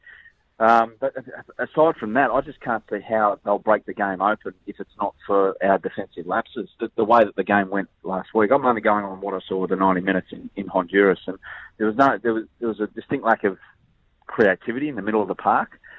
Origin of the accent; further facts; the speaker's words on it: Australia; we, as Australian footballers, used to travel because we're stuck down here